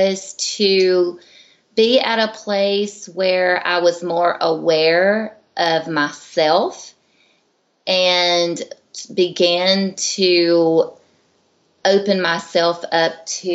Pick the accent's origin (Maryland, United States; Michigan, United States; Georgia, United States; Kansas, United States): Georgia, United States; I'm from Georgia, and I lived pretty much in a rural little community town